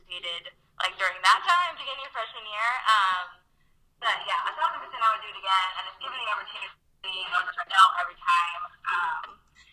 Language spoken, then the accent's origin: English; Raleigh, North Carolina, United States; I'm from Raleigh, North Carolina, which is where I'm at now